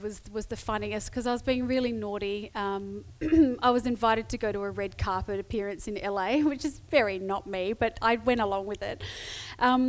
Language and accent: English; Adelaide, South Australia, Australia; I'm Adelaide-based. I'm from Adelaide.